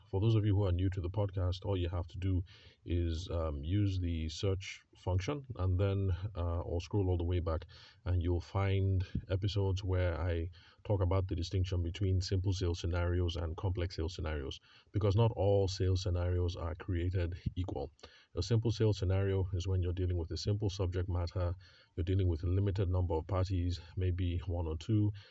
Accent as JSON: {"language": "English", "region": "Benue", "country": "Nigeria", "moved": "yes", "said": "I am from Benue State"}